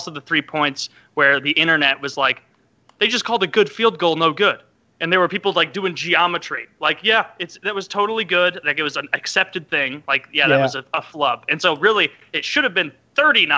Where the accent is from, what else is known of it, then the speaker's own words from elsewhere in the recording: St. Louis, Missouri, United States; I grew up in St. Louis